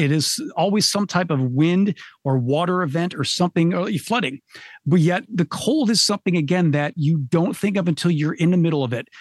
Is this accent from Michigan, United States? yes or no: yes; Michigan, United States; I'm from Michigan